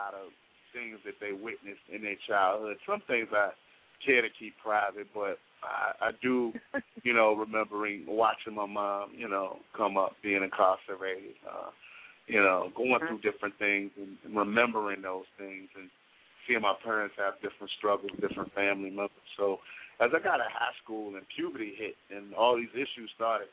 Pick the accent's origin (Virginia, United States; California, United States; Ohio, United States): Virginia, United States; Richmond; moved away as an adult; now in Washington, D.C., United States; I was born and raised in Richmond, Virginia.